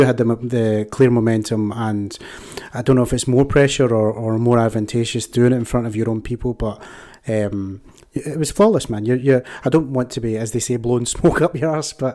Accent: Scotland, United Kingdom; being Scottish

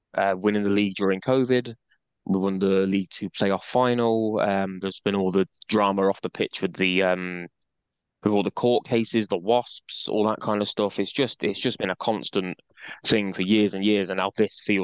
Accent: Coventry, West Midlands, United Kingdom; born and bred in Cov

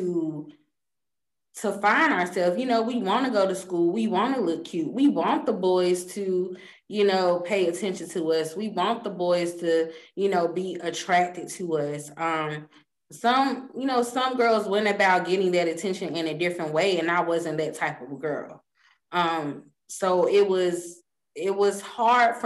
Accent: Mint Hill, North Carolina, United States; I came from Mint Hill Middle School

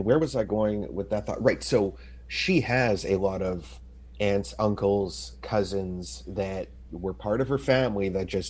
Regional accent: Montreal, Quebec, Canada; also born or lived in Vancouver area; now in Vancouver, Canada; I'm Jewish. I grew up grew up in Montreal

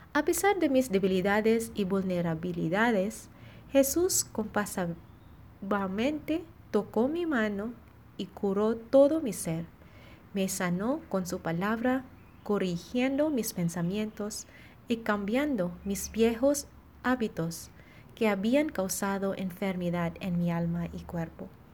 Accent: Philippines; now in Monterrey, Mexico; misionera filipina, y estoy en la comunidad de Monterrey

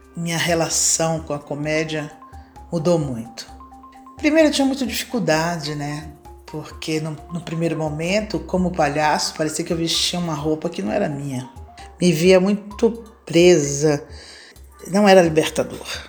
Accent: Salvador, Bahia, Brazil; moved away as an adult; now in São Paulo, Brazil; nasci em Salvador, Bahia, em 1962. Hoje eu vivo em São Paulo, capital, há mais de 40 anos

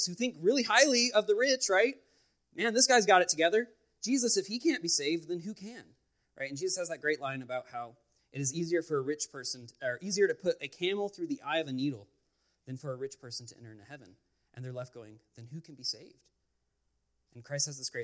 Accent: Los Angeles, California, United States; moved away; I'm originally from the Los Angeles area

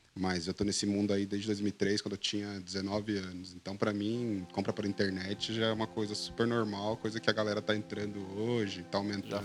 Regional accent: Brazil; born or raised there

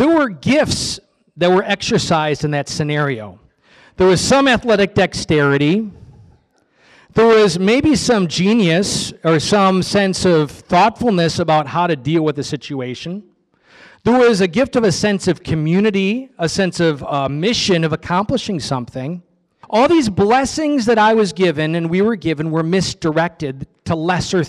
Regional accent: Oshkosh, Wisconsin, United States; I am one of seven children, six boys. We grew up in Oshkosh, Wisconsin

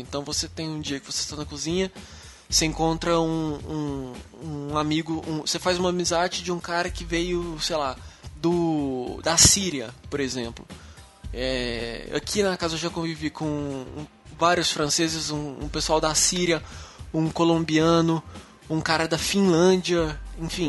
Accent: Uberlândia, Minas Gerais, Brazil; moved away as an adult; now in São Paulo, Brazil; eu sou de Minas, sou mineiro

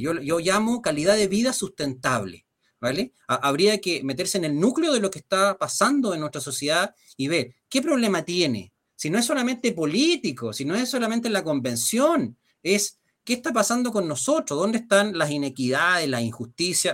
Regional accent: Chile; nosotros como chilenos

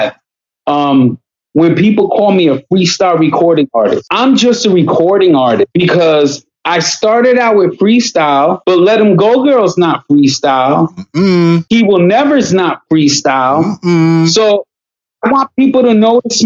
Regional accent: Paterson, New Jersey, United States; I have great memories growing up in Paterson, New Jersey.

